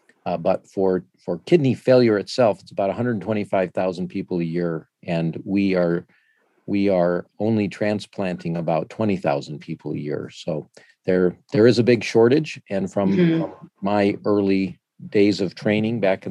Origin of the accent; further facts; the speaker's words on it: Flint, Michigan, United States; moved away as an adult; also born or lived in Charlottesville, Virginia; now in Toledo, United States; I'm originally from Flint, Michigan. I grew up there until, I stayed in Michigan my whole life.